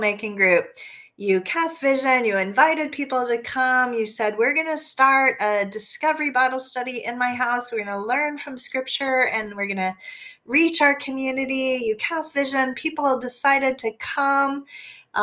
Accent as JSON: {"language": "English", "country": "United States", "said": "as an American"}